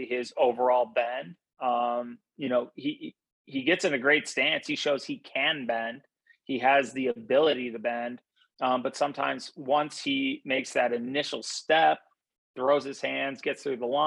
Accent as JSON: {"language": "English", "town": "Madison", "region": "Wisconsin", "country": "United States", "tie": "born or raised there", "moved": "yes", "said": "I grew up in Madison, Wisconsin, when my dad was the defensive coordinator at Wisconsin."}